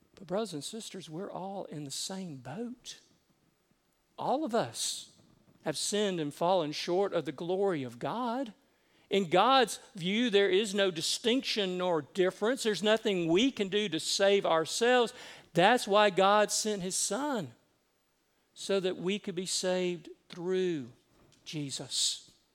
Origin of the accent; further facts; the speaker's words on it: Decatur, Georgia, United States; also born or lived in Cherokee County, Georgia; I grew up at Columbia Drive Methodist in Decatur, where I was confirmed